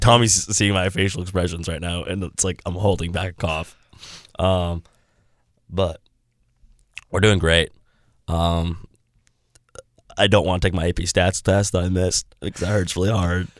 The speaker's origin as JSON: {"language": "English", "country": "United States", "said": "I'm an American"}